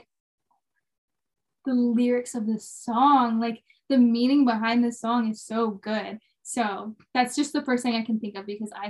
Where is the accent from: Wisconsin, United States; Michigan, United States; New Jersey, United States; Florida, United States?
Florida, United States; Jacksonville; moved away as an adult; now in Nashville, United States; I grew up in Jacksonville, Florida. I moved to Nashville when I was 18.